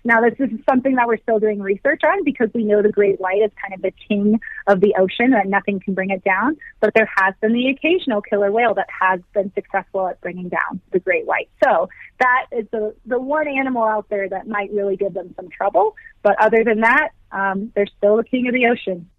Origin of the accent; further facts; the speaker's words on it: Virginia, United States; now in Colorado, United States; I did grow up on the East Coast. So I grew up in Virginia